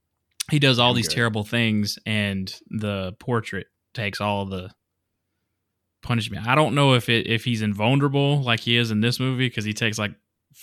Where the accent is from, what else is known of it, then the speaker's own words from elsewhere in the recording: Mississippi, United States; I'm actually from Mississippi, but I'm going to sound like I was raised in the Valley in California somewhere.